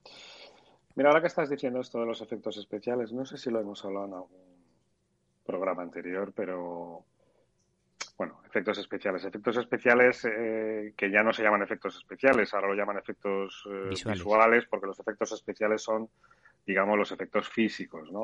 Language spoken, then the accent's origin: Spanish; Spain; somos los españoles